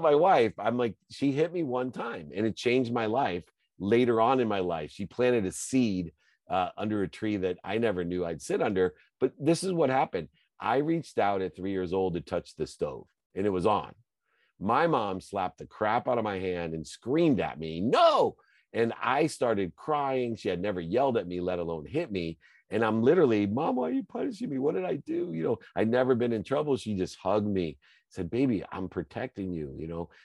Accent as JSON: {"language": "English", "town": "Akron", "region": "Ohio", "country": "United States", "tie": "born or raised there", "said": "I grew up, I had a single mom, my dad left when I was five. I lived in Akron, Ohio, great place to be from"}